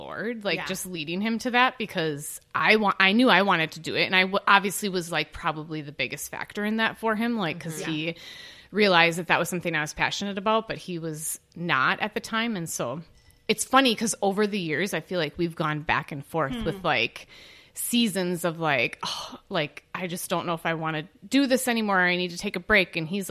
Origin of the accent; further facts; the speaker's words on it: Oshkosh, Wisconsin, United States; I grew up in Oshkosh